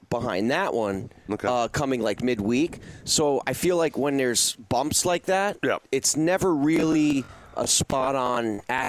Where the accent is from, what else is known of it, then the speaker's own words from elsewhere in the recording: New Jersey, United States; now in South Florida, United States; I'm from New Jersey